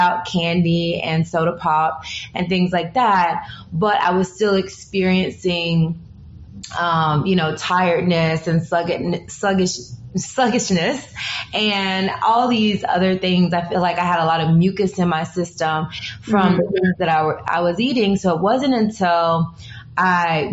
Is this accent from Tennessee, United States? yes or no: yes; Humboldt, Tennessee, United States; growing up as a small town girl, growing up in Humble, Tennessee, which is the deep south